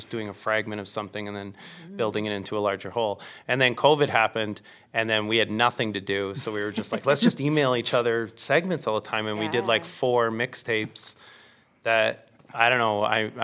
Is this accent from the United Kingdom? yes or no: no; Stratford, Ontario, Canada; which is my hometown